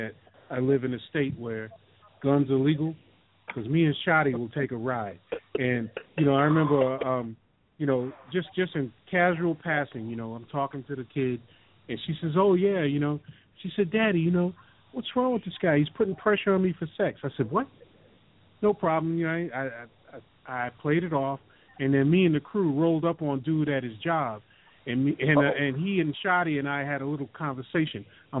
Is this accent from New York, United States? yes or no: yes; New York, United States; And I said, I'm from New York.